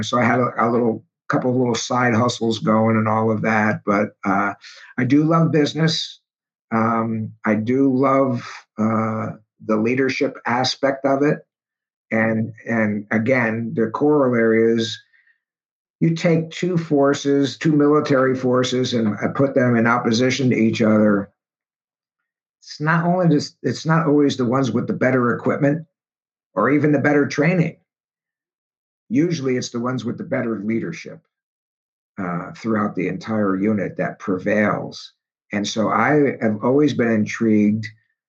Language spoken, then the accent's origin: English; Schenectady, New York, United States; growing up in Schenectady at the time, we would get snowfalls 2, 3, 4 feet at a shot.